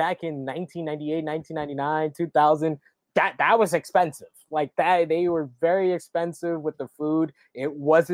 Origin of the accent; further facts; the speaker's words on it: New York City, New York, United States; also born or lived in Alberta, Canada; I am a native New Yorker. I've lived here pretty much my whole life.